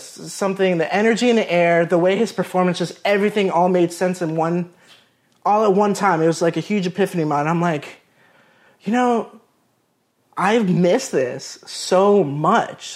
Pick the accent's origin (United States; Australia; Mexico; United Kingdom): United States; Melbourne Beach, Florida; moved away as an adult; now in Orlando, United States; I grew up in Melbourne Beach, Florida, which is an, an hour from here in Orlando.